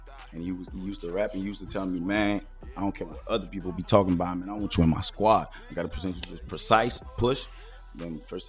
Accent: Laval, Quebec, Canada; also born or lived in Montreal; now in Repentigny, Canada; But before living in Laval, I used to live in Montreal. Mm. Okay, I used to live in Saint-Léonard, Montreal North. I used to go at Jean-Nicolet.

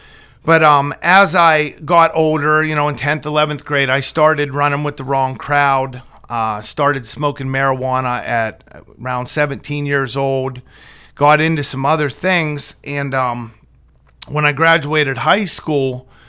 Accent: Brockway, Pennsylvania, United States; I'm 41 years old. I grew up in Brockway, Pennsylvania, graduated in 1999.

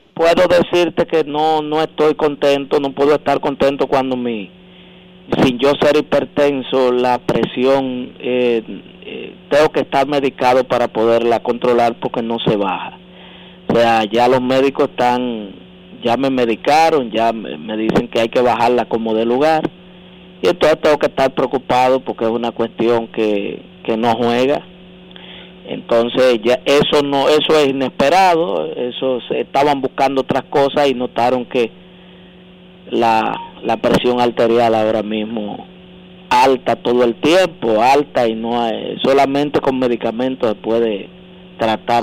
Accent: Dominican Republic; somos más dominicanos que, Duarte, Sánchez Mella

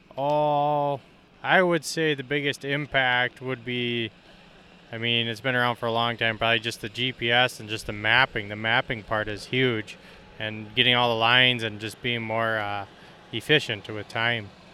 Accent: Stuart, Minnesota, United States; I am from Stuart, Minnesota. We run corn and soybeans

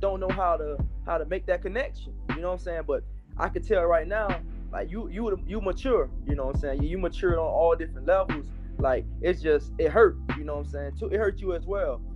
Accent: Miami, Florida, United States; I'm from the area in Miami called Liberty City

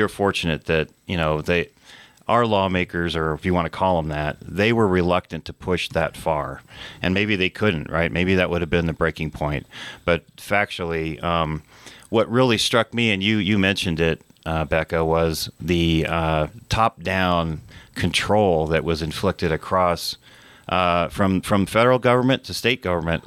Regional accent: New Mexico, United States; also born or lived in Santa Fe, New Mexico / Taos, New Mexico / Las Cruces, New Mexico / Rio Rancho, New Mexico; I've been a uh, lifelong um, citizen of New Mexico. Uh, I went to elementary school in Santa Fe, uh, junior high, high school in Taos

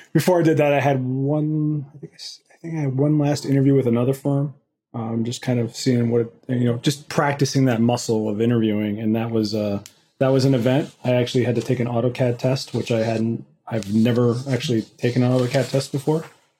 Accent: Midwest, United States; And then unfortunately for myself as a Midwesterner, been digging out of the snow for the past couple of days and dealing with typically January temperatures at this point in Minnesota.

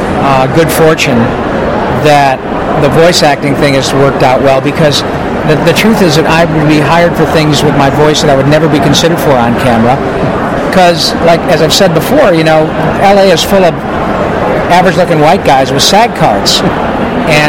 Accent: Michigan, United States; a kid growing up in Michigan

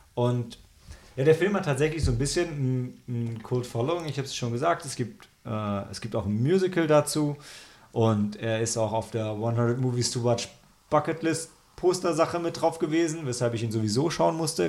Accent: Germany; als Deutscher

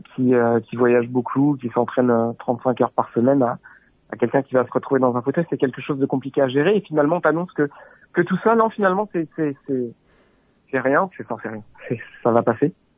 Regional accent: Saint-Arnoult-en-Yvelines, Île-de-France, France; étant gamin, j'avais Paris Tour, le départ à côté de la maison à Saint-Arnaud-en-Yvelines

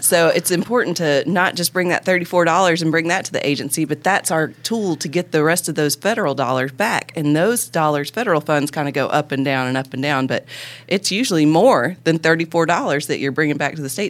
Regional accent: Northeast Alabama, United States; I was born in Alabama and Northeast Alabama.

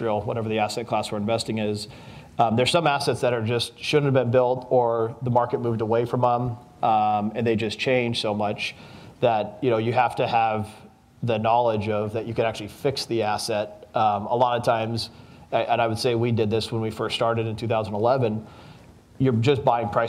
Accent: Las Vegas, Nevada, United States; I was born and raised in Las Vegas and grew up in the brokerage business here.

